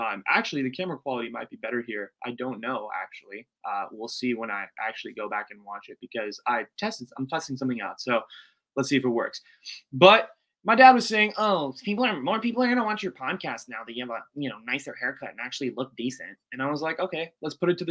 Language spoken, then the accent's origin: English; United States; as an Indian American